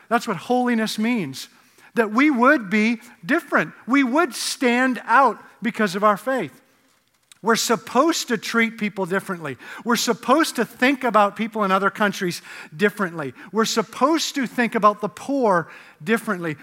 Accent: Canada; moved away; I grew up in Canada where, uh, the drinking age was eighteen

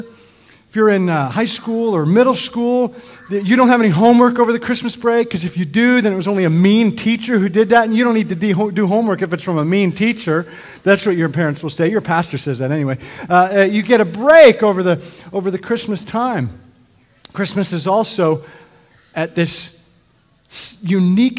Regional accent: Canada; I grew up in Canada

